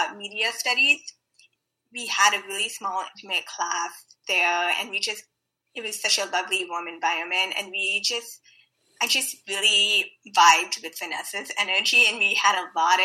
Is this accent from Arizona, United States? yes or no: no; Bay Area, California, United States; Bay Area native, also based in San Francisco